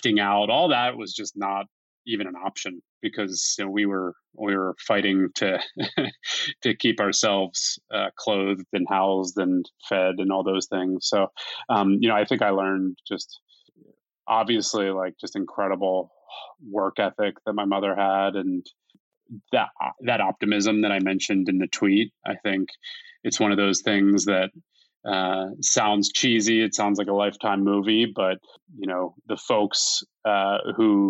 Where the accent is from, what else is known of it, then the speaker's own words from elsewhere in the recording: Philadelphia, Pennsylvania, United States; we were born and raised in Philadelphia